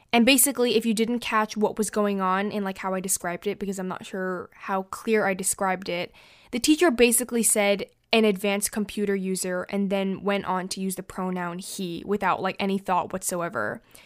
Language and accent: English; United States; I'm not French, um, I'm American